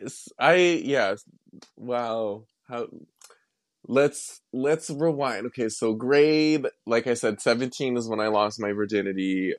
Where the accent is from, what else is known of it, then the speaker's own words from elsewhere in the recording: Wetaskiwin, Alberta, Canada; also born or lived in Millet, Alberta; I grew up in Millet, and then after my parents divorced, I then moved to Atascoan